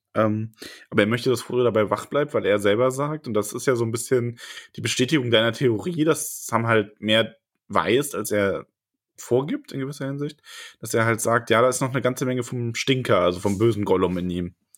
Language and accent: German; Solingen, North Rhine-Westphalia, Germany; moved away; meiner alten Heimat Solingen